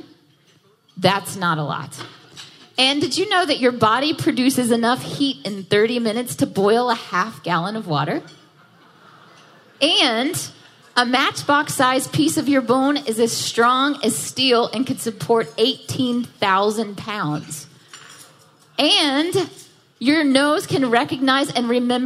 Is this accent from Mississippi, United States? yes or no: yes; Jackson, Mississippi, United States; moved away as an adult; also born or lived in Nashville, Tennessee; now in New York City, United States; I was born and raised in Jackson, Mississippi. I moved to Nashville for college, And I lived there for a long time. And last year, I decided it was time to move to New York City.